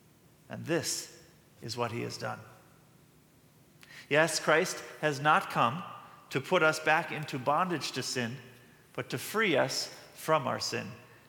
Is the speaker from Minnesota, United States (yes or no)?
yes; Moorhead, Minnesota, United States; Now, I was born in Moorhead, Minnesota, just a stone's throw away from Fargo, North Dakota.